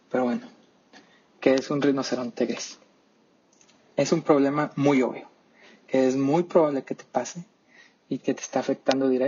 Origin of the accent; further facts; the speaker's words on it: Mexico; Y bueno, viéndolo como mexicano, yo creo que aquí en México, especialmente por las ideas que tiene nuestro presidente